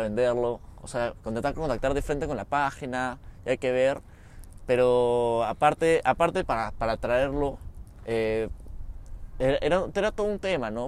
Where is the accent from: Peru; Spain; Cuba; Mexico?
Peru; Somos de Perú.